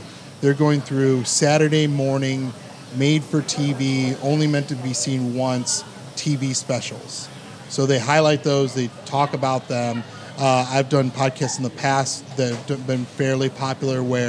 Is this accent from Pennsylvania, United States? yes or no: no; Cleveland, Ohio, United States; also born or lived in Los Angeles, California; I was born in Los Angeles, California. I've grown up here in Cleveland, Ohio. I've been living here since I was like 3 years old